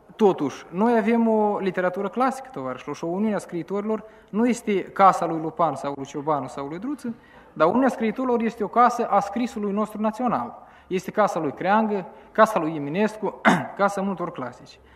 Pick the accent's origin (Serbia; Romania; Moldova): Moldova; Chișinău; aici la noi la Chișinău